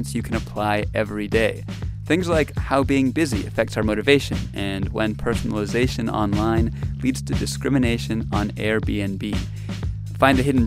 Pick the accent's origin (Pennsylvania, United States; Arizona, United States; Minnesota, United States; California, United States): California, United States; Anaheim; Anaheim, California. Mm-hmm. It's my hometown